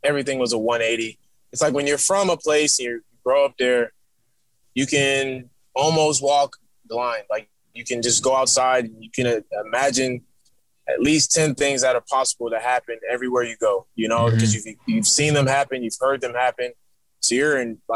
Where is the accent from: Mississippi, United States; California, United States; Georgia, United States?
Georgia, United States; Atlanta; also born or lived in New York / Virginia Beach; I'm from Atlanta, Georgia, originally born up north